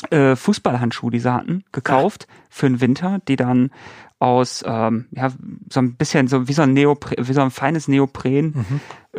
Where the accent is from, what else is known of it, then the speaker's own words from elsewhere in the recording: Bochum, North Rhine-Westphalia, Germany; Ich komme ja aus, aus NRW, aus Bochum